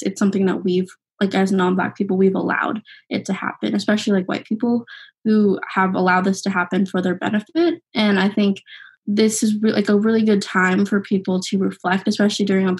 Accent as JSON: {"language": "English", "region": "Arizona", "country": "United States", "said": "I'm from Arizona."}